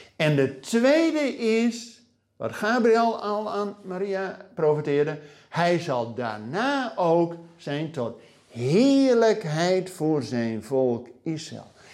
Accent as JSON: {"language": "Dutch", "country": "Netherlands", "said": "wij als Nederlanders, als gelovigen in Nederland"}